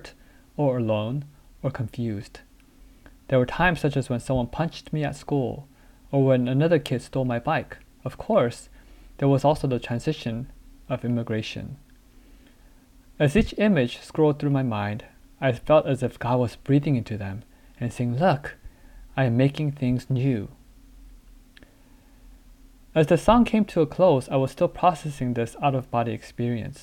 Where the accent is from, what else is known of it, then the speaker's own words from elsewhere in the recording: United States; also born or lived in South Korea; My family moved to the US when I was 5 years old